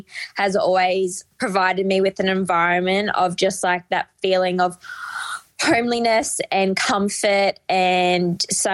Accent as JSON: {"language": "English", "town": "Albury", "region": "New South Wales", "country": "Australia", "moved": "yes", "lives_now": "Melbourne, Australia", "said": "I'm from the New South Wales side."}